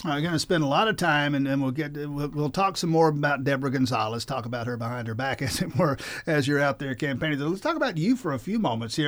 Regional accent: South Georgia, United States; I'm from South Georgia

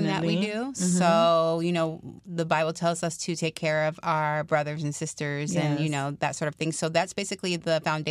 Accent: New York, United States; moved away as an adult; now in South Florida, United States; I'm originally from New York

